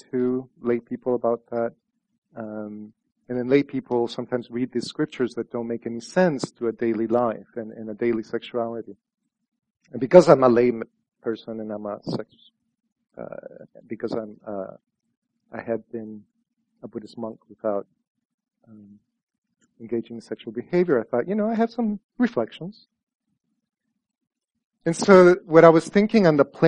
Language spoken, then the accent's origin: English; El Salvador; moved away; my experience growing up in El Salvador was that the Virgin Mary was very powerful